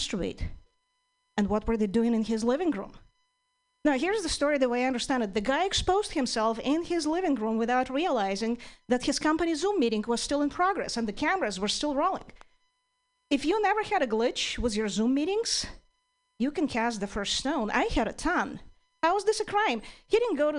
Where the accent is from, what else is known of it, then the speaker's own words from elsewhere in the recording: Ukraine; English is a second language; now in United States; I'm originally from Ukraine